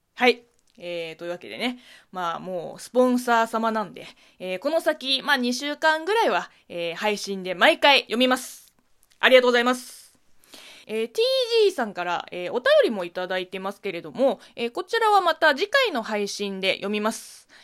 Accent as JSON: {"language": "Japanese", "country": "China", "tie": "born or raised there", "second_language": "Japanese", "moved": "yes", "said": "中国生まれ、中国育ち"}